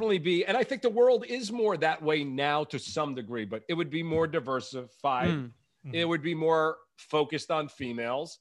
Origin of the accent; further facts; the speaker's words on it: Long Island, New York, United States; also born or lived in Brooklyn; I was born in Brooklyn, but I was raised on Long Island.